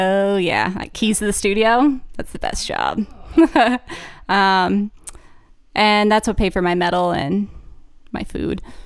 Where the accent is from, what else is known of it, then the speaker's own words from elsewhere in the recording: Harrisburg, Pennsylvania, United States; moved away as an adult; also born or lived in Kutztown, Pennsylvania; now in Maine, United States; grew up in central P A in the suburbs